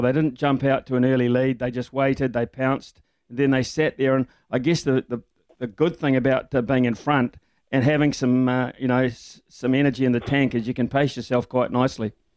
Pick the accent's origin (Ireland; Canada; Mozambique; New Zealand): New Zealand; Whanganui, Manawatū-Whanganui; growing up in Wanganui